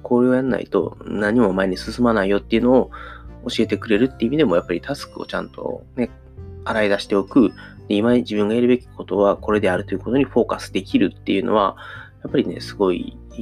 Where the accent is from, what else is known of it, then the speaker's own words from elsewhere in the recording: Kansai, Japan; accent: Kansai-ben; 自分のね、この一応関西弁で早口みたいなところもあるので